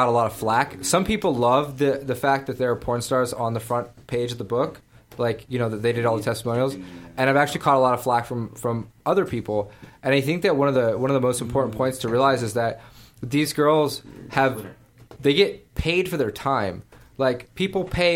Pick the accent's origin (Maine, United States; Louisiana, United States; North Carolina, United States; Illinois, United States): Maine, United States; moved away; I grew up in Maine